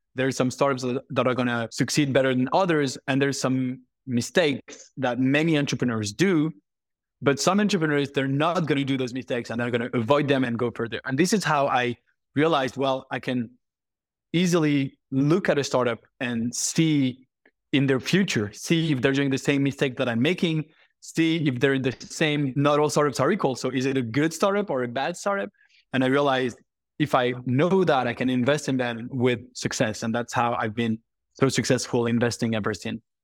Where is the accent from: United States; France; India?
France; Paris, Île-de-France; I am French, born and raised in Paris